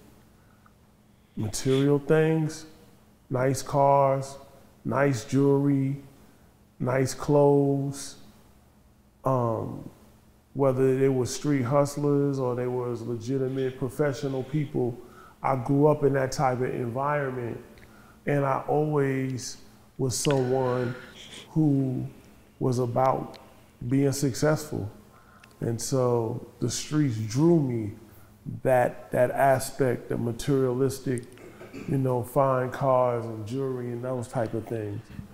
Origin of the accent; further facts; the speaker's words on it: New York City, New York, United States; I grew up in the New York City metropolitan area